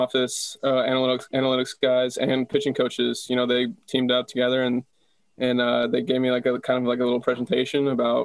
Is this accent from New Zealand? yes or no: no; Texas, United States; also born or lived in Tucson, Arizona; I was pretty much born and raised in Texas